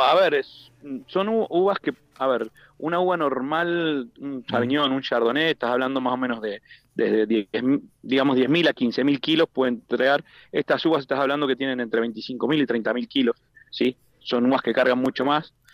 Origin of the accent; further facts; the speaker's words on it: Buenos Aires, Argentina; moved away as an adult; soy de Buenos Aires